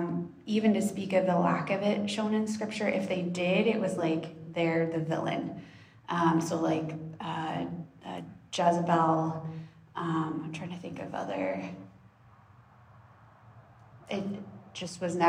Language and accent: English; Texas, United States; I grew up in Texas, deeply entrenched in Southern evangelical culture